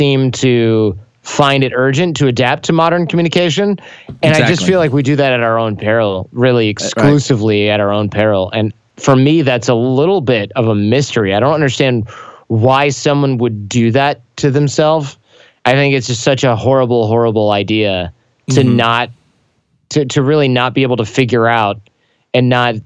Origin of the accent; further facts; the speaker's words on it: Michigan, United States; I grew up in Michigan